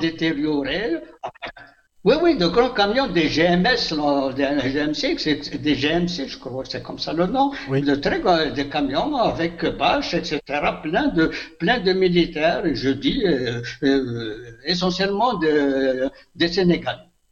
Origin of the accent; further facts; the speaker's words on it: Elfley, near Béjaïa, Béjaïa Province, Algeria; Elfley, mais c'est mon village natal